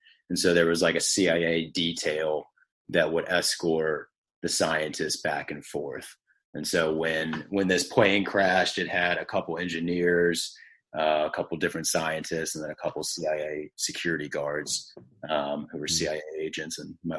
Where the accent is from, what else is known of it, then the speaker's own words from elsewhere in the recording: Richmond, Virginia, United States; I grew up in Richmond, Virginia, born and raised, kind of been there my whole life